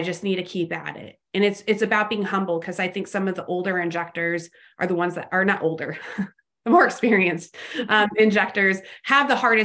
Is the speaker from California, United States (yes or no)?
yes; Los Angeles, California, United States; also born or lived in Fort Worth area, Texas; now in Fort Worth, United States; I'm originally from Los Angeles